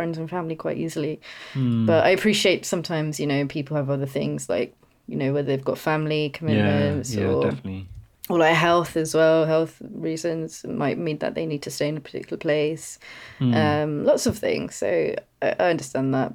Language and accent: English; London, United Kingdom; moved away as an adult; also born or lived in East of England; now in West of England, United Kingdom; I was in that London bubble as well because grew up in London. I was born in Homerton